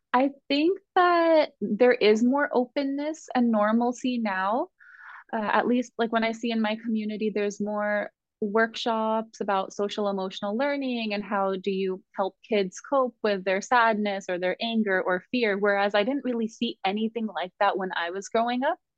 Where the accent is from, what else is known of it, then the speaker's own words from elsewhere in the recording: Southern California, United States; I grew up in Southern California as a highly sensitive little girl